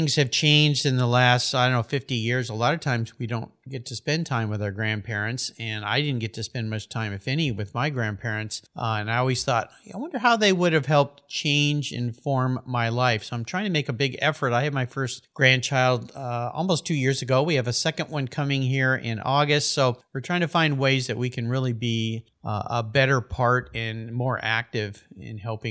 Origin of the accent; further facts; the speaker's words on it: Southern California, United States; I grew up in Southern California where I surfed all the time